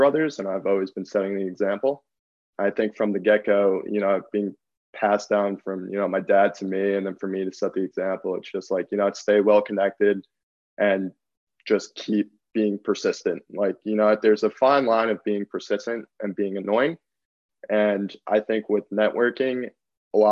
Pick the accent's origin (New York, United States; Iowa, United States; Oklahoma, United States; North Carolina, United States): New York, United States; Long Island; growing up on Long Island